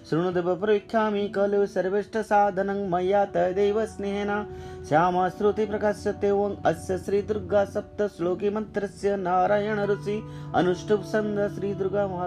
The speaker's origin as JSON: {"language": "Hindi", "country": "India", "tie": "born there", "said": "तो हम इस देश में पैदा हुए हैं भारत में तो हम क्यों अपने आप को वंचित करें"}